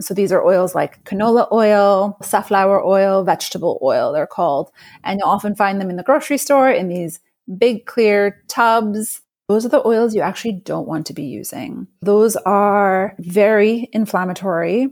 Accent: New York, United States; I'm a New Yorker

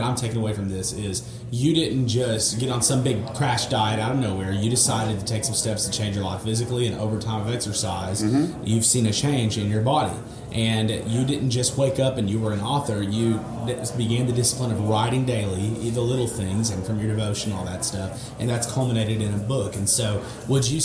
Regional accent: Arkansas, United States; also born or lived in Baton Rouge, Louisiana; I'm from Arkansas

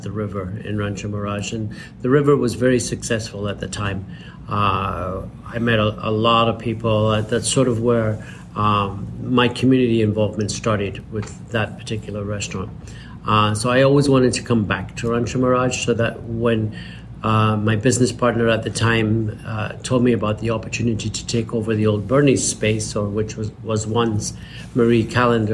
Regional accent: Edinburgh, Scotland, United Kingdom; also born or lived in Los Angeles, United States; now in Palm Springs, United States; I was raised in Scotland

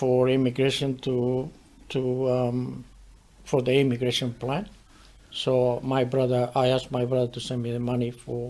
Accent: southern Spain, Spain; I was from South Spain. South Spain, they got a little bit of dialect. Or accent.

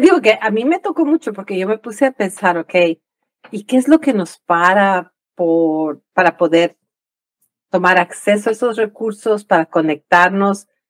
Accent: Ecuador; moved away; yo crecí en el Ecuador

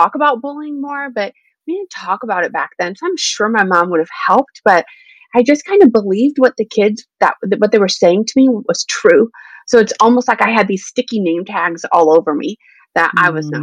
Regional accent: Indiana, United States; also born or lived in Greensburg, Indiana; now in West Michigan, United States; I grew up in Indiana.

